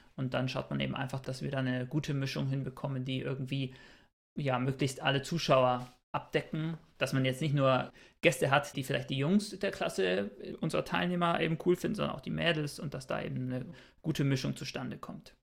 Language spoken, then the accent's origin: German; Bayreuth, Bavaria, Germany; moved away as an adult; now in Cologne, Germany; komme tatsächlich gebürtig auch aus Bayreuth, habe da mein Bachelorstudium gemacht und wohne inzwischen in Köln